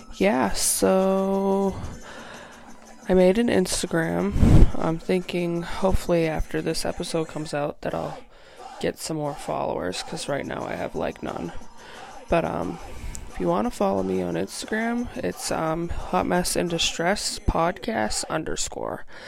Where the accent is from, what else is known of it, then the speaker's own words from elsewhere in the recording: New Hampshire, United States; I'm from New Hampshire, have lived in the same small town my whole life.